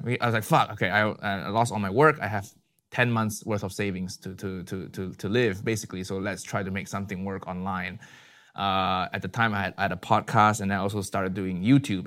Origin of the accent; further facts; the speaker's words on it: Malaysia; moved away as an adult; also born or lived in Chicago, United States; now in London, United Kingdom; I was born and raised in Malaysia, and then in twenty, two thousand ten, I left Malaysia to the U S for my university